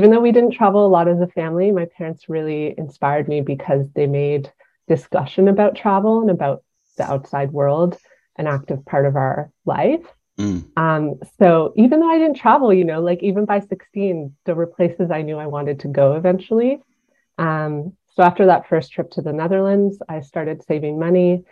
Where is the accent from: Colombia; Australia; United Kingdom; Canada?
Canada; Ottawa, Ontario; moved away as an adult; also born or lived in Montreal; now in Toronto, Canada; I grew up in Ottawa, and in Ottawa, it's very multilingual